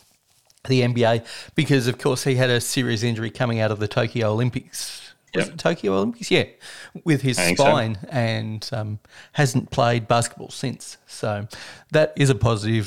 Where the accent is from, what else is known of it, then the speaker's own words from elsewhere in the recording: Australia; an Australian who doesn't see that many Australians in the league